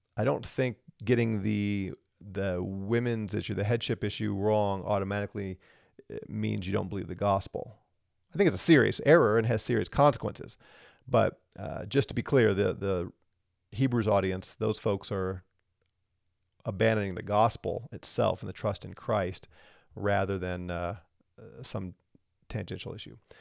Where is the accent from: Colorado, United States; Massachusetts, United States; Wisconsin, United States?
Colorado, United States; I'm from Colorado, right? I'm in Colorado